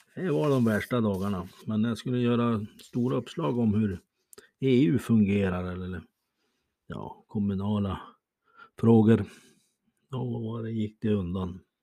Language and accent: Swedish; Bäckmyran, Sweden; moved away; Jag hade en gång ett hem i den trådsmala byn Bäckmyran. Rödmålat torp. Ja, där sprang jag omkring